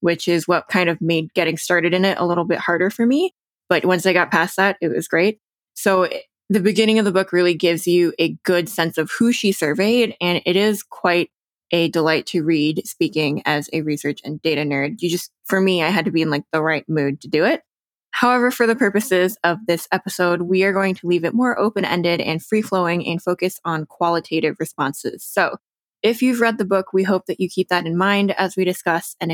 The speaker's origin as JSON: {"language": "English", "region": "New Jersey", "country": "United States", "tie": "born or raised there", "moved": "yes", "lives_now": "Denver, United States", "said": "second generation Taiwanese American, born and raised in New Jersey"}